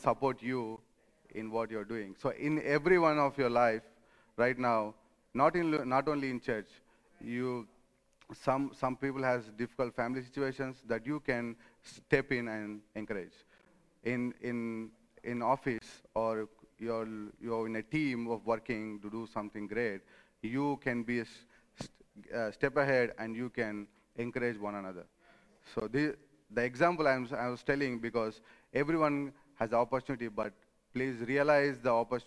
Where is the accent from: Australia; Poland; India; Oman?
India; moved away as an adult; now in Rome, Italy; I come from India